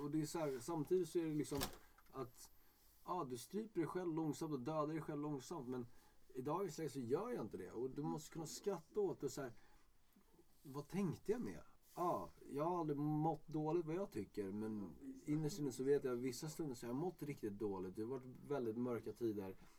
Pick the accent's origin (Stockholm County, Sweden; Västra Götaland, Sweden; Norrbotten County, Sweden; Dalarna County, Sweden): Stockholm County, Sweden; Stockholm; jag är stockholmare